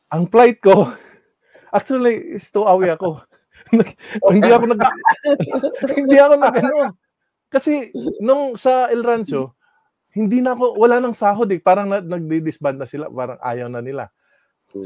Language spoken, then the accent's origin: Tagalog; Waray, Eastern Visayas, Philippines; first language Waray; Tagalog is a second language; moved away; Hindi ako, hindi ako marunong magsibuhano. Waray lang ako.